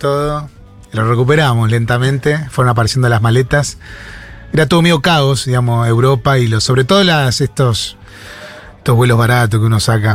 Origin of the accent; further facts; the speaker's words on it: La Plata, Buenos Aires Province, Argentina; somos con Willy de Barrio Jardín, que es en las afueras de La Plata, casi pegado a, Berizo